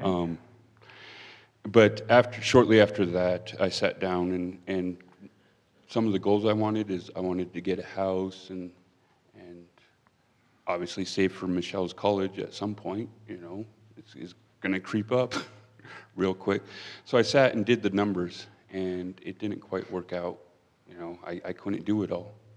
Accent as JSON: {"language": "English", "region": "Pennsylvania", "country": "United States", "moved": "as an adult", "lives_now": "Wyoming, United States", "said": "I'm originally from Pennsylvania."}